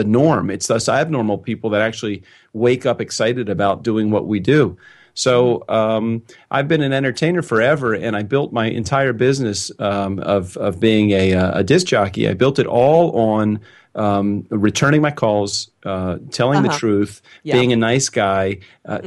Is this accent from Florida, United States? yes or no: no; Baltimore, Maryland, United States; I was born in Baltimore, Maryland in 1964